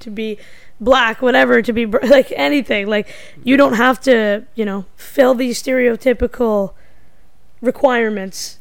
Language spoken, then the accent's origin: English; Canada; I'm Indian, but I grew up in North America instead of India